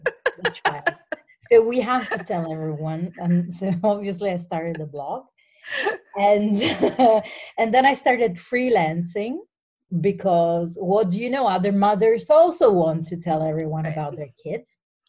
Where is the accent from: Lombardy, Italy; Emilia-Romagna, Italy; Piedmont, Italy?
Piedmont, Italy; Turin; English is a second language; So, as you said, I come from Italy, and as my accent says, I think very clearly, I'm from a town called Torino, which is in the northwest, next to the Alps.